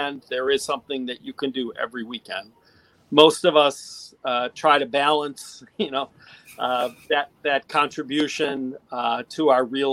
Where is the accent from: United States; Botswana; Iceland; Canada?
United States; Detroit, Michigan; now in Marblehead, United States; I grew up in Detroit